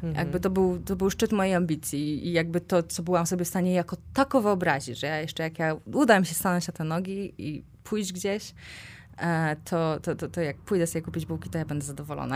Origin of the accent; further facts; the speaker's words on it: Kozienice, Masovian Voivodeship, Poland; now in Warsaw, Poland; pochodzę z, z małej miejscowości, z Kozienic